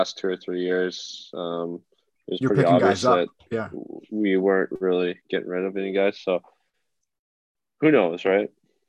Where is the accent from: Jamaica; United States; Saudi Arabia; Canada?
Canada; Dauphin, Manitoba; born there; I was born in the Dauphin Hospital.